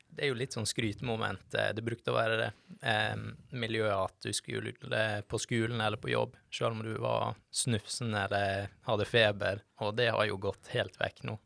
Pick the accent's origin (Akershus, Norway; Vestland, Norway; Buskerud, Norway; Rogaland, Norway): Vestland, Norway; Førde; moved away as an adult; now in Bergen, Norway; Jeg er fra Førde. Sogn og Fjordane.